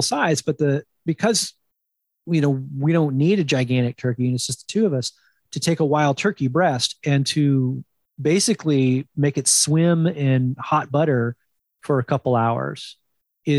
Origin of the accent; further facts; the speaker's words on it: New Jersey, United States; up in the Northeast, I grew up in New Jersey